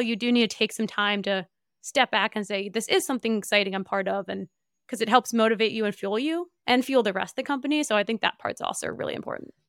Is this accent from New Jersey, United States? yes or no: yes; New Jersey, United States; I grew up in Northeast